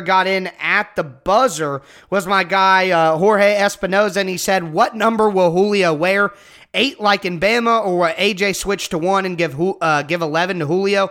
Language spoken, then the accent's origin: English; Ohio, United States; I'm from Ohio. I live in Ohio.